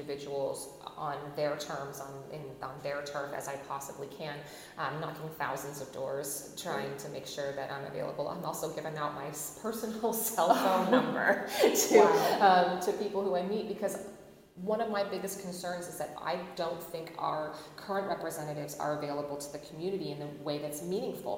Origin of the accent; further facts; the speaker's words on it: Phoenix, Arizona, United States; now in Mesa, United States; where I was born and raised was in Phoenix.